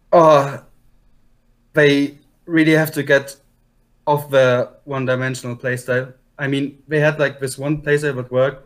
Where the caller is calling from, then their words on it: Unterhaching, Bavaria, Germany; I'm calling from Unterhaching, Germany